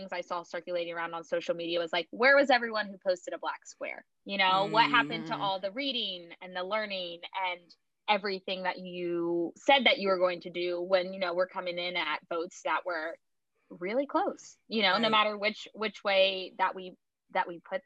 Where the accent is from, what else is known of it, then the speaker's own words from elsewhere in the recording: Georgia, United States; I'm from Georgia, you know, like, I am from Georgia